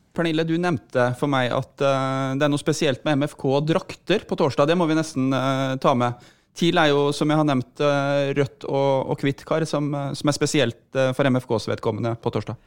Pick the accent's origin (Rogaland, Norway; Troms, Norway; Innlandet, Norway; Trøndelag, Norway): Troms, Norway; Tromsø; jeg faktisk Født i Tromsø